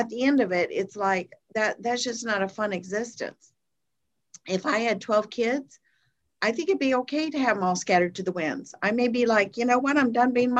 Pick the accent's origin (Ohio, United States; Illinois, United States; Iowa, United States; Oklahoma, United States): Iowa, United States; moved away; also born or lived in Minneapolis; I grew up in Iowa, 10 miles from the Minnesota border, and 40 miles south of Rochester, Minnesota